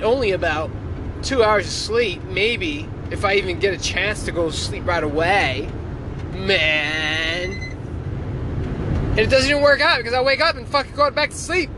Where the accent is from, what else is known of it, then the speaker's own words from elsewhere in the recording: Philadelphia, Pennsylvania, United States; moved away as an adult; Growing up, raised in the hood, born and raised in Philadelphia.